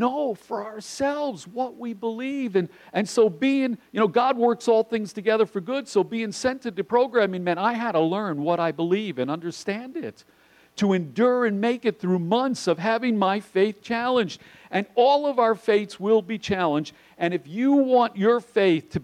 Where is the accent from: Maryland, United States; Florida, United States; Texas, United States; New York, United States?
New York, United States; New York City; I grew up in New York City